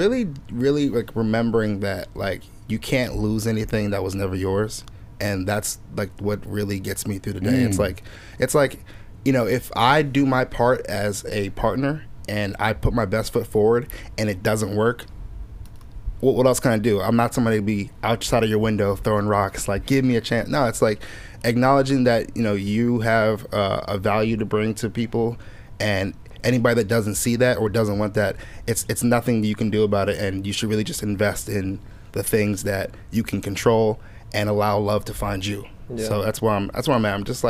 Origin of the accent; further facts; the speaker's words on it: Nigeria; I'm never just like, oh, I'm Nigerian, so let me make a Nigerian song.